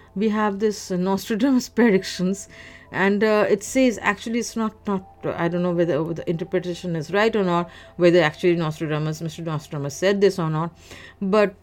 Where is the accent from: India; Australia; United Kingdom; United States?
India; now in Canada; that ghastly second wave in India, in which my home country was sent into a state of shock